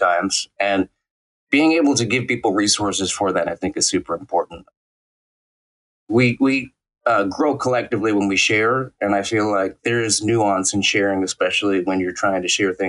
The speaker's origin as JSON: {"language": "English", "town": "New York City", "region": "New York", "country": "United States", "tie": "born or raised there"}